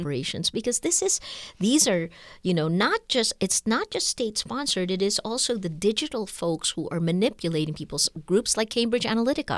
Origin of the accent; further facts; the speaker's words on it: Philippines; my rights as a Filipino citizen